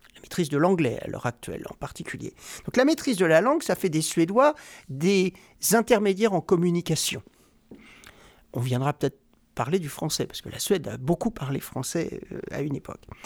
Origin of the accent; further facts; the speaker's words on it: Rouen, Normandy, France; moved away as an adult; now in Sweden; je suis né à Rouen, en Normandie